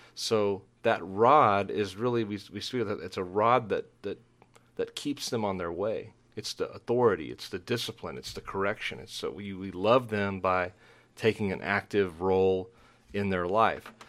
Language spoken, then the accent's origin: English; Dallas–Fort Worth Metroplex, Texas, United States; I grew up in the Metroplex there in that sprawling suburban jungle between, um, Dallas and Fort Worth